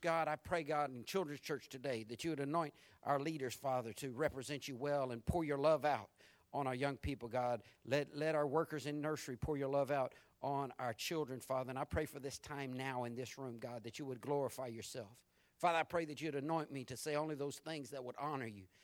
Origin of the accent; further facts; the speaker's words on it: Jacksonville, Florida, United States; when I was growing up in Jacksonville